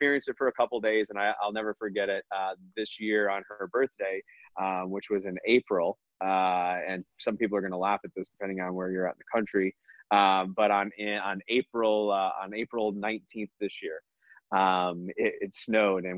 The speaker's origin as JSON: {"language": "English", "region": "Michigan", "country": "United States", "tie": "born or raised there", "moved": "yes", "said": "growing up in Michigan was fantastic"}